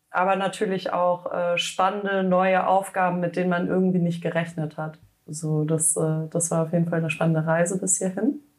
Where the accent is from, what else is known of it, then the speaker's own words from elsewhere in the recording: Hüfingen, Baden-Württemberg, Germany; Ich komme ursprünglich aus dem schönen Schwarzwald, äh, aus Hüfingen, um genau zu sein. Und äh, dort bin ich aufgewachsen